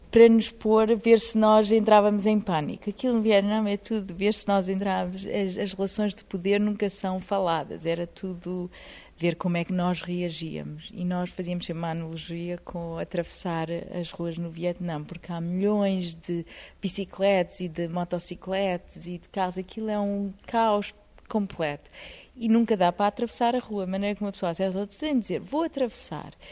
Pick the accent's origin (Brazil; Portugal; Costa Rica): Portugal; Eu sou portuguesa, tínhamos